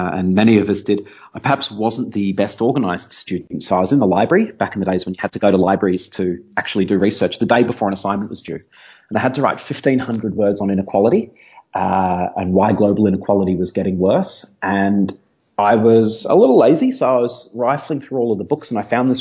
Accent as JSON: {"language": "English", "town": "Melbourne", "region": "Victoria", "country": "Australia", "tie": "born or raised there", "moved": "yes", "said": "I'm originally an Aussie. I grew up in Melbourne on the south coast of Australia"}